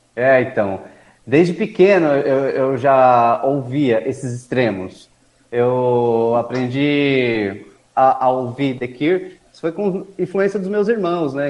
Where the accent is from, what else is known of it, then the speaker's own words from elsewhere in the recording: Mauá, São Paulo, Brazil; moved away as an adult; now in Suzano, Brazil; com 18 anos vim para Suzano, porque minha irmã já morava aqui na cidade. Aí sim que eu saí de Mauá, vim para cá